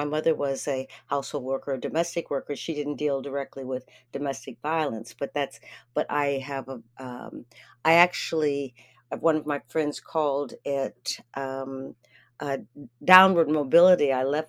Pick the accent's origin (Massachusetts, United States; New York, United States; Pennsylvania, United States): Pennsylvania, United States; Erie; I grew up in Erie, Pennsylvania